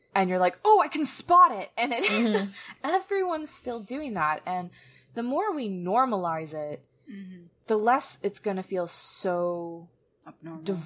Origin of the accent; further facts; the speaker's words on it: Atlanta, Georgia, United States; I was from Atlanta, but then I got moved to a very conservative place by the time I was 11